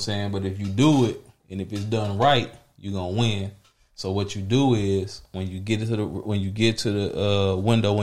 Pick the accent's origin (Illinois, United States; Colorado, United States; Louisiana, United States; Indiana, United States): Louisiana, United States; I'm from Louisiana